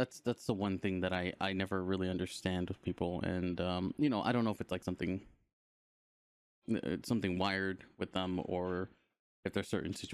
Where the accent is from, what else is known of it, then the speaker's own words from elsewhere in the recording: Los Angeles, California, United States; I grew up in Los Angeles